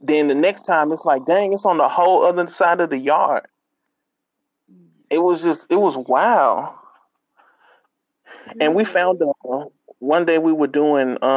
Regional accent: Mississippi, United States; I'm from Mississippi.

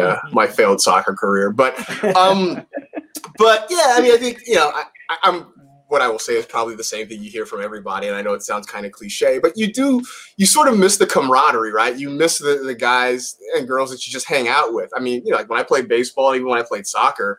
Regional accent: Bay Area, Northern California, United States; now in Los Angeles, United States; I grew up growing up in the Bay Area in Northern California

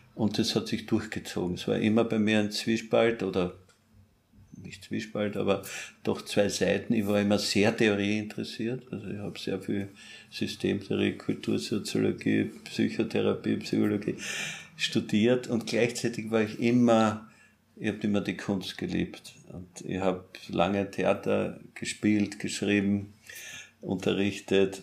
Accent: Austria; also born or lived in Paris, France; ich als Österreicher

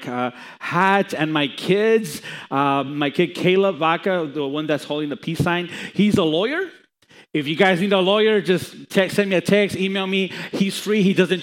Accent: Los Angeles, California, United States; also born or lived in Chicago; I was born in Chicago and raised in Los Angeles

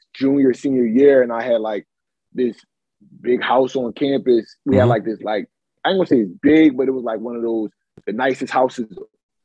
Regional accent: Philadelphia, Pennsylvania, United States; I'm from Philly

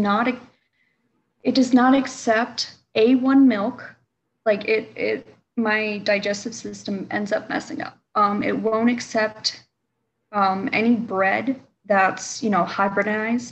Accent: Hampstead, North Carolina, United States; now in Michigan, United States; I was raised in North Carolina

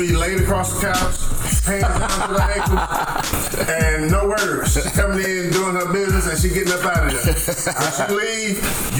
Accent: Florida, United States; growing up in the South back in the 70s

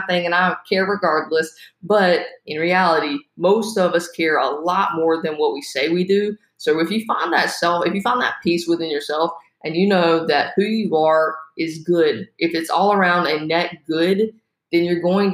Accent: South Carolina, United States; moved away; I'm from South Carolina originally

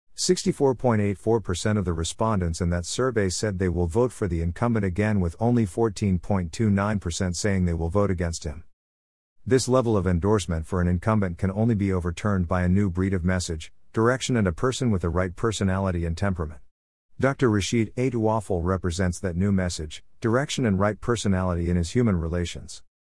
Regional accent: Ghana; my hometown

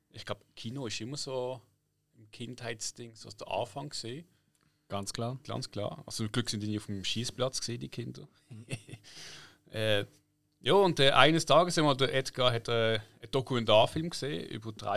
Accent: Poole, South West England, United Kingdom; born there; moved away; 74 im April geboren in Poole, England. Das ist ja nähe Bournemouth. Das wiederum ist nähe Southampton.

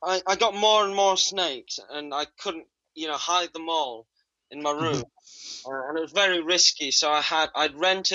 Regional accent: Jakarta, Indonesia; I was born in Jakarta, Indonesia's capital city. And I grew up in North

